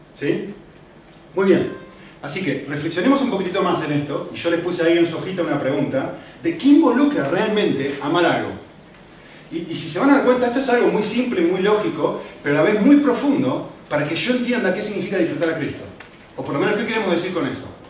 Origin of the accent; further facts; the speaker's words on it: Argentina; now in Spain; no soy europeo, eh, no soy español, soy de Argentina